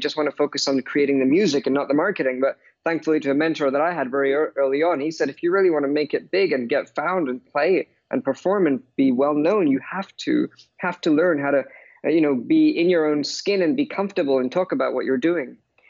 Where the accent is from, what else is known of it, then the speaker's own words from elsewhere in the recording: London, United Kingdom; But obviously, growing up in London, not only am I influenced by pop and jazz